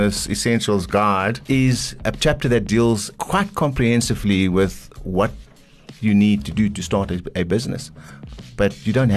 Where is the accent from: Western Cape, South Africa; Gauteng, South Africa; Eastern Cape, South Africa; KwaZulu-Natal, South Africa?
Eastern Cape, South Africa; I'm from the Eastern Cape